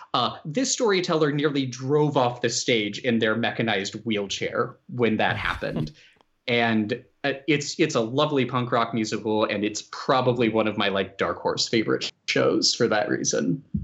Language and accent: English; Roanoke, Virginia, United States; I'm from the Roanoke, Virginia area